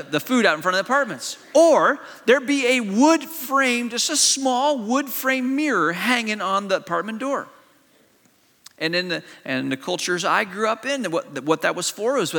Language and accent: English; China; also born or lived in Malaysia; I grew up in an Eastern culture. I grew up in China, and I went to boarding school in Malaysia.